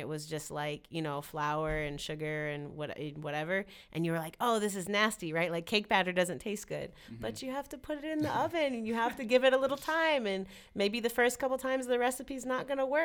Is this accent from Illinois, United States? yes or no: yes; Chicago, Illinois, United States; I grew up in Logan Square, in the Logan Square community in Chicago